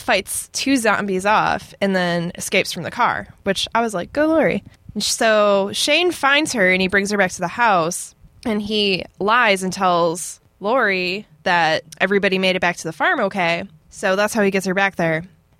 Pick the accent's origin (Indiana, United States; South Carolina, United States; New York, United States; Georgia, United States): Georgia, United States; born there; I was born in Georgia.